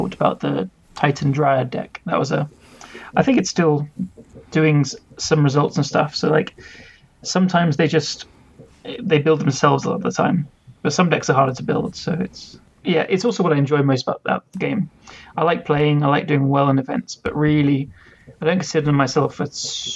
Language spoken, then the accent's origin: English; London, United Kingdom; I'm 29 from London, England